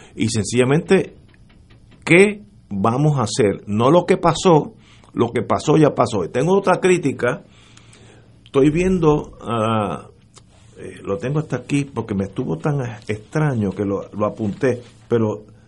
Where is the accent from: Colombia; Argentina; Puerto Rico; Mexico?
Puerto Rico; Los puertorriqueños tenemos